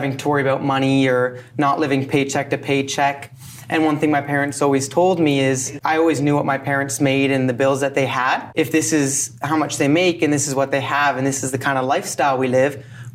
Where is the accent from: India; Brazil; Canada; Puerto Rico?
Canada; London, Ontario; I'm from London, Ontario